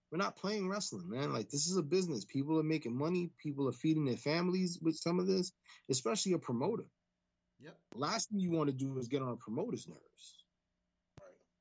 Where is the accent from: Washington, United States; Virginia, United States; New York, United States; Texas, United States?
New York, United States; New York City; we're kids from the Bronx